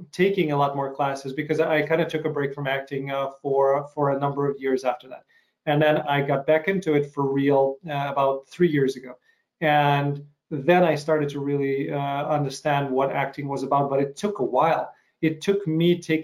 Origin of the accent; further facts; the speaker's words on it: Chicago, Illinois, United States; my hometown of Chicago, hometown of Chicago